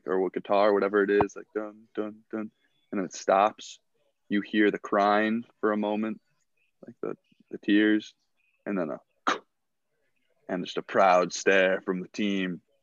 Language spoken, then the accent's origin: English; Baltimore, Maryland, United States; I'm from Baltimore. I'm in Baltimore.